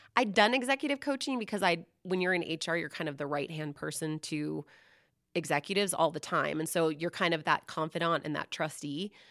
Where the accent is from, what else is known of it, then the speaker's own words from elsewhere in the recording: Seattle, Washington, United States; I grew up in the Seattle area